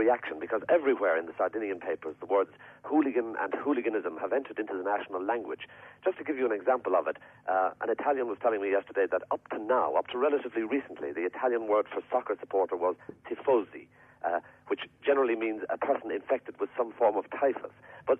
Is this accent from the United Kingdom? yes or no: no; Ireland; And to us as Irish people, who tend to get a rather good reception here